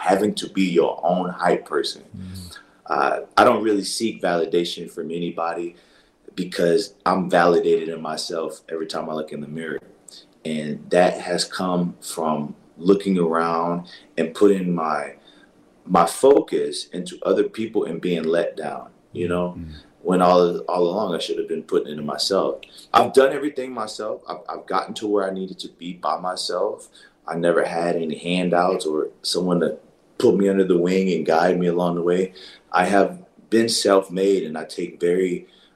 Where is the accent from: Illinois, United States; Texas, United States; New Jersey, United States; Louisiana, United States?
Louisiana, United States; New Orleans; I grew up in a part of New Orleans where I went to, it was a predominantly black school